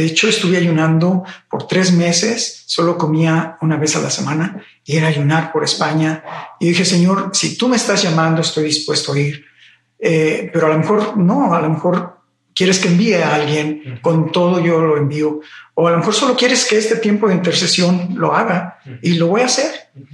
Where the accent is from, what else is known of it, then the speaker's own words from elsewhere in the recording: Mexico City, Mexico; Soy originario de la Ciudad de México